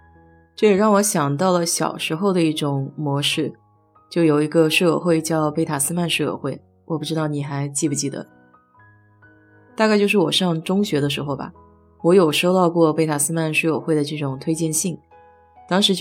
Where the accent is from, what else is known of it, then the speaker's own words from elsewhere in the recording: Nanjing, Jiangsu, China; now in Houston, United States; 原来小时候在国内是比较喜欢逛书店的，当时南京比较大的书店也就是新街口的新华书店了。